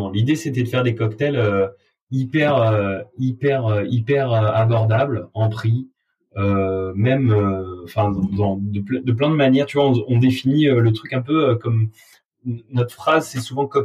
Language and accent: French; south of France, France; now in Paris, France; on vient du sud de la France avec Victor, et quand on est arrivé à Paris, on a trouvé que l'accueil client était un peu différent.